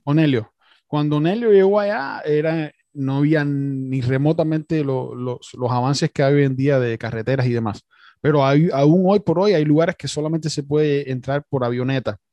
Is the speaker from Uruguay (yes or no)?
no; Cuba; yo también soy cubano